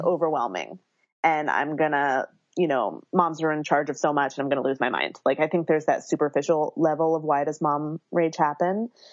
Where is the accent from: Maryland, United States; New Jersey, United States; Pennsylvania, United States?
Pennsylvania, United States; Philadelphia; now in Berkeley, United States; I live in Berkeley, California, um, but I was born and raised in Philadelphia, so I have that East Coastness that I bring with me here